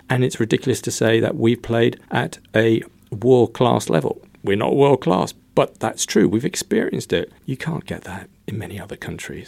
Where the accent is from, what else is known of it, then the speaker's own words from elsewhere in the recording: London, United Kingdom; moved away as an adult; now in Luxembourg; I'm from the U K. I was brought up in London